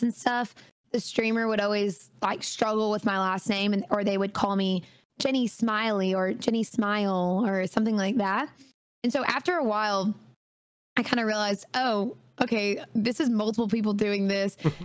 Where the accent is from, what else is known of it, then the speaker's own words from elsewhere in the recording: Auburn, Alabama, United States; I grew up here in Auburn, Alabama